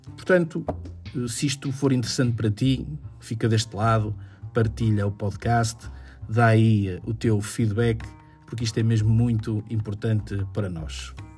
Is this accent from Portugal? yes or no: yes; Vila Nova de Gaia, Norte, Portugal; sou de Vila Nova de Gaia